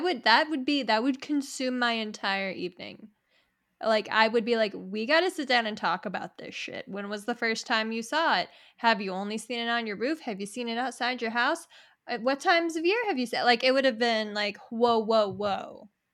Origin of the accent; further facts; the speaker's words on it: Niwot, Colorado, United States; we're local, we grew up in Niwot